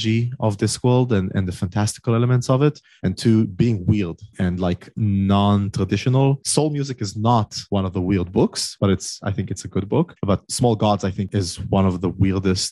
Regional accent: Israel; I'm from Israel, all the way in the Middle East

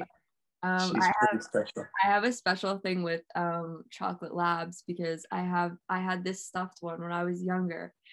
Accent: Toronto, Ontario, Canada; now in Peterborough, Canada; I'm from Toronto.

